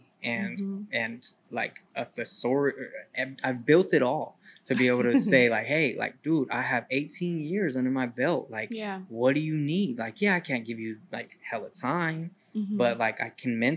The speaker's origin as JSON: {"language": "English", "town": "Sacramento", "region": "California", "country": "United States", "tie": "born or raised there", "also_born_or_lived": "Colorado / Eureka, California / San Francisco Bay Area", "said": "growing up in Sacramento"}